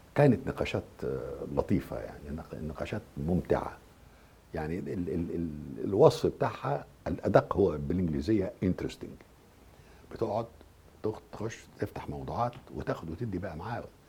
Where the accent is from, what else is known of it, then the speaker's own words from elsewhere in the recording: Egypt; أنا كمصري